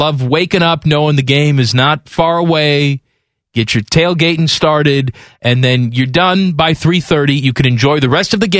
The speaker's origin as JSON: {"language": "English", "region": "Central Time Zone", "country": "United States", "tie": "born or raised there", "said": "as someone growing up in Central Time"}